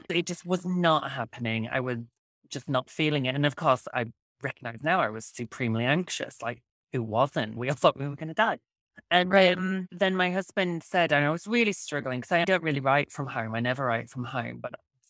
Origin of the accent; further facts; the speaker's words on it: Yorkshire and the Humber, United Kingdom; where I grew up in West Yorkshire, the United Kingdom